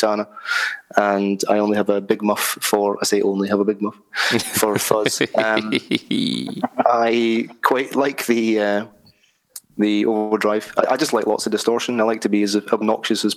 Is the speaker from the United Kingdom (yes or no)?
yes; Scotland, United Kingdom; I'm actually Scottish